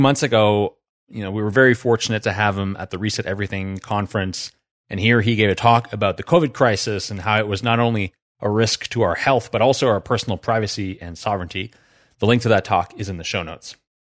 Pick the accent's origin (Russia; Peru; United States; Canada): Canada; New Brunswick; I grew up in New Brunswick